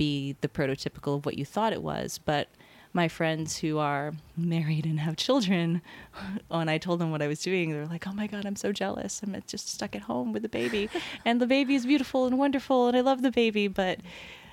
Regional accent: Hawaii, United States; moved away; I'm from Hawaii

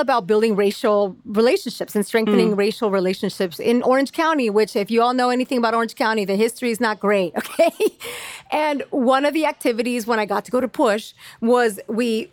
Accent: Mexico; moved away; even though I'm an immigrant, even though I come from Mexico

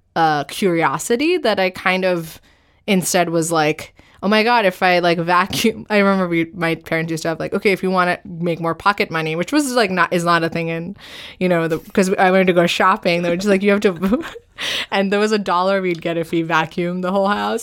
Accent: New Delhi, Delhi, India; also born or lived in Northern Virginia, United States; now in New York, United States; I grew up, I was born and I grew up in New Delhi

